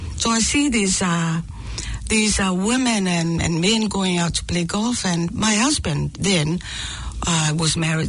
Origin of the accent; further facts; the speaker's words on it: American Samoa; born there; Although I was born in American Samoa during the war.